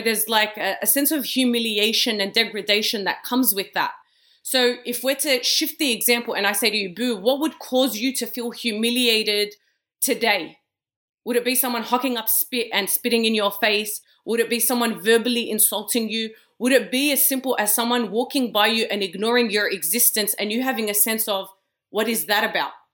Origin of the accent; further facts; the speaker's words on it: Australia; I was born and raised in Australia